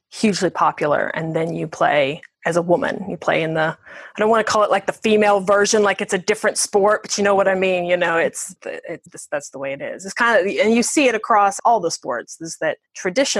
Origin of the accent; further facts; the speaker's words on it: United States; now in England; I'm in England, even though I'm American